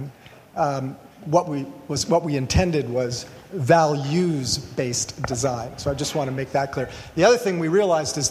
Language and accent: English; Toronto, Ontario, Canada; also born or lived in Ventura; now in Portland, United States; I'm from Toronto, originally moved down to Ventura